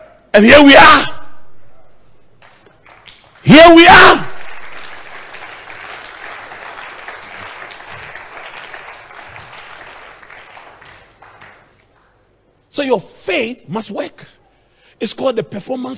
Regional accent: Akuapem, Eastern Region, Ghana; in my hometown, the Kwapims, our houses are very, very close.

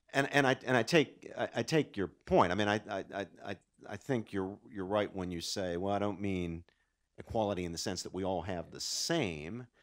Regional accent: West Virginia, United States; moved away; In my native Appalachia, I grew up in West Virginia.

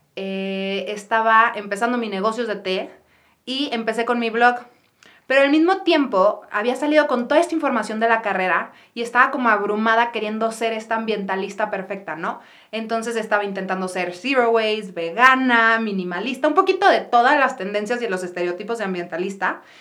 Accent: Guadalajara, Jalisco, Mexico; yo soy de Guadalajara, soy la tercera de cuatro hermanos

